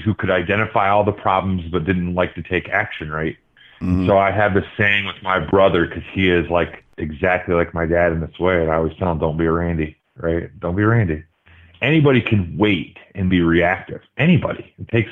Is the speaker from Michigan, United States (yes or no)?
yes; Michigan, United States; also born or lived in Los Angeles, California; I grew up, so I was born in Los Angeles, and my first football was watching Niners games, and we moved to Michigan